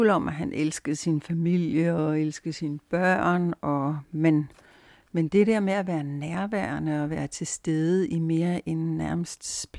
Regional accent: Brordrup, Zealand, Denmark; var det så, at vi købte det hus mellem Køge og Skille, som lige, lige var det, vi begge to drømte om. Huset i Brordrup, der senere skal blive

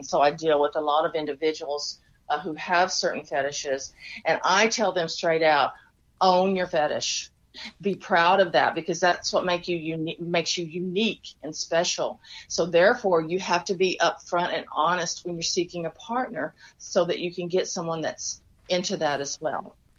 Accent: Texas, United States; accent: Texas; Yeah, that's my Texas accent coming out.

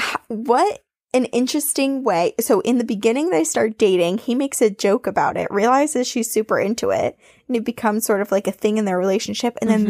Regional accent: Massachusetts, United States; I grew up in Bridgewater Triangle in Massachusetts.

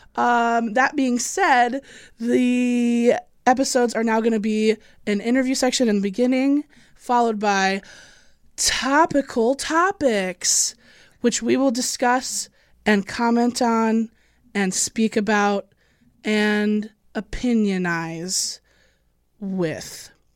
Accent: Illinois, United States; I'm from Illinois.

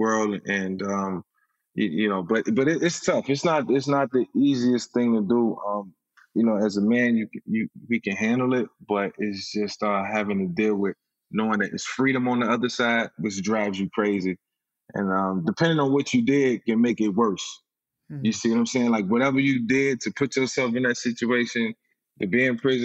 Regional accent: Virginia, United States; Virginia, my hometown

